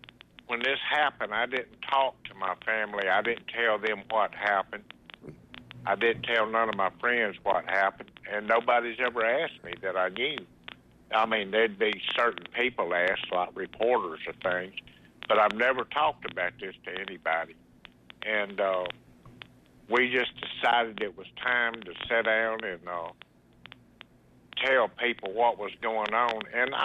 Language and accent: English; Mississippi, United States; also born or lived in Seminole, Texas; No, I was born in Seminole, Texas. I spent a lot of my life in Mississippi, my childhood, some of my best memories.